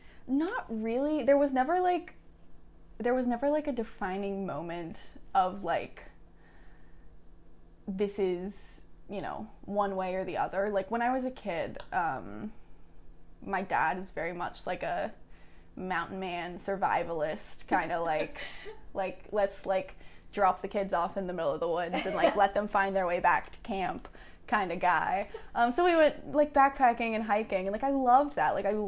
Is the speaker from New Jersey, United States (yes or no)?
no; Mannington, West Virginia, United States; I am currently a sophomore. I'm from Mannington, West Virginia.